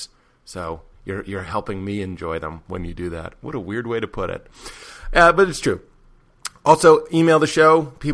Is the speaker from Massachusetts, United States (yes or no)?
yes; Lexington, Massachusetts, United States; I am from Lexington, Massachusetts